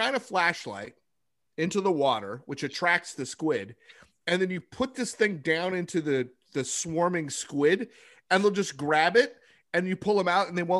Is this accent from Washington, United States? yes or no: yes; Bremerton, Washington, United States; When I was growing up in Bremerton, which you know the town, Matt.